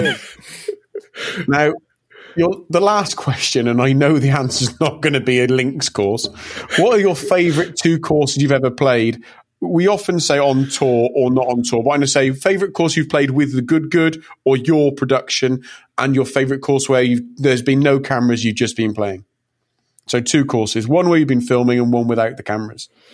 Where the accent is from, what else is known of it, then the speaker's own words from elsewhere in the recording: England, United Kingdom; i was born in '82, and I'm English